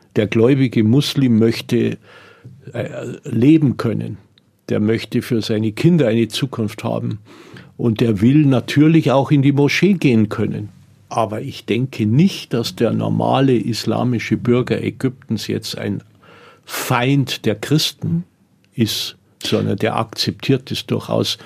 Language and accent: German; Germany; also born or lived in Tunis, Tunisia; Bei uns in Deutschland